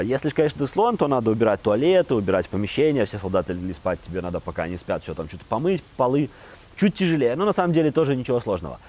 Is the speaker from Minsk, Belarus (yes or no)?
no; Babruysk, Mogilev Region, Belarus; я из Бобруйска